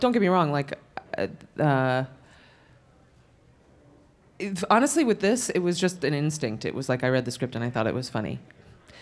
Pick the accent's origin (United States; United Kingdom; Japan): United States; New York City, New York; I grew up in New York City and I was exposed to theater